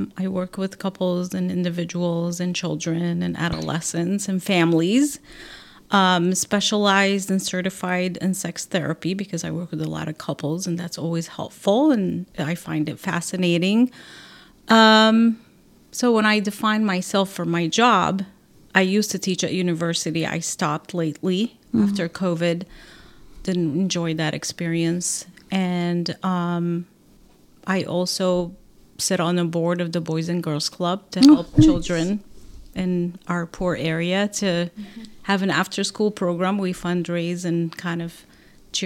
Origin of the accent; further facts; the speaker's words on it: Aleppo, Aleppo Governorate, Syria; moved away as an adult; now in Ventura County, United States; in Aleppo, Syria, my hometown